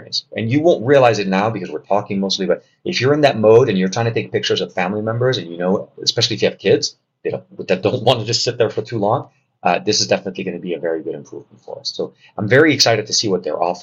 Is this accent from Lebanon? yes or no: yes; Lebanon; I'm from Lebanon.